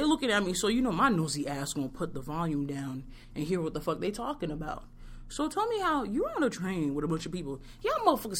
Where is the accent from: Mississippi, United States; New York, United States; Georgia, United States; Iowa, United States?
New York, United States; born or raised there; now in Boston, United States